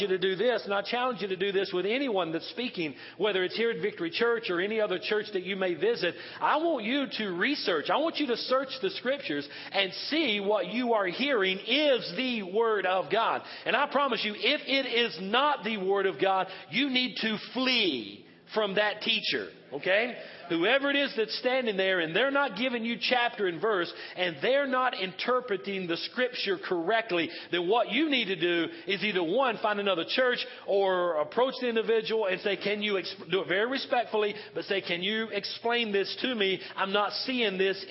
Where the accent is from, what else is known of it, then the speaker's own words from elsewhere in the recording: Western North Carolina, United States; moved away; I'm from Western North Carolina. I'm from the South and kind of almost the Bible Belt there